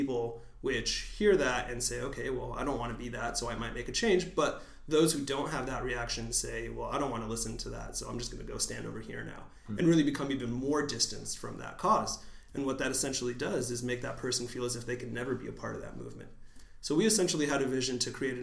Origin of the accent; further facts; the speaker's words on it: San Diego, California, United States; I was born and raised in San Diego, but my parents are from Mexico City, so immigrants to the United States